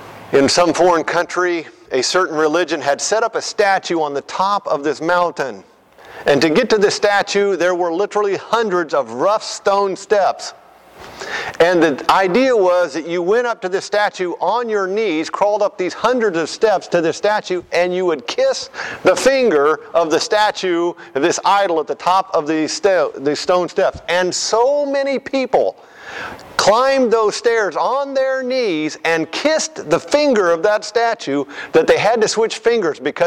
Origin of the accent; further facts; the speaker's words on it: United States; As a kid growing up in the United States, rural America